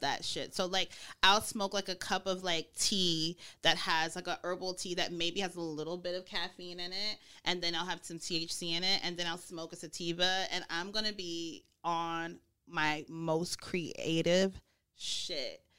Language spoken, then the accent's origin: English; Snellville, Georgia, United States; also born or lived in Mississippi; I'm from Georgia. Mm. So I was born in Mississippi, but I grew up in Georgia and Mississippi-ish. I'm a Southern girl